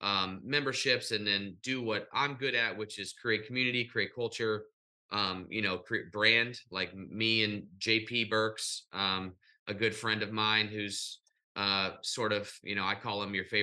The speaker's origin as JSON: {"language": "English", "town": "St. Louis", "region": "Missouri", "country": "United States", "said": "I wish we had this in St. Louis. And Bartels was like, it is in St. Louis. I'm from North County."}